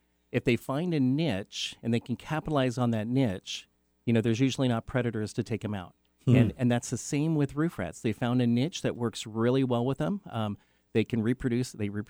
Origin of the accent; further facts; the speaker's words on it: Renton, Washington, United States; I grew up in Renton in the Bryn Mawr area or Skyway.